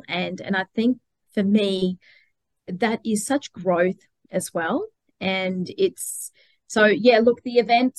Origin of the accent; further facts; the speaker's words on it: Melbourne, Victoria, Australia; moved away as an adult; now in Brisbane, Australia; I'm originally from Melbourne